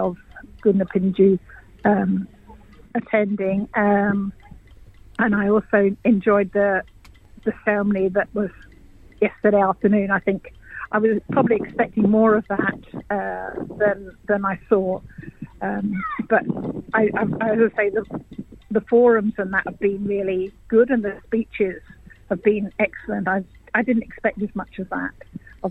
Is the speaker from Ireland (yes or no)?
no; England, United Kingdom; moved away as an adult; also born or lived in Bamaga, Australia; now in Cairns, Australia; I'm English, and I actually retired over here